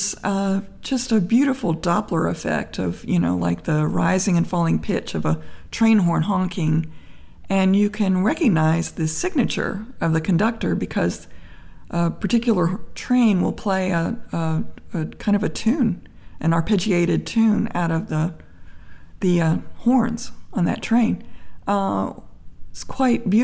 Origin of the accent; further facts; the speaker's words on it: Memphis, Tennessee, United States; now in Berkeley, United States; I grew up in Memphis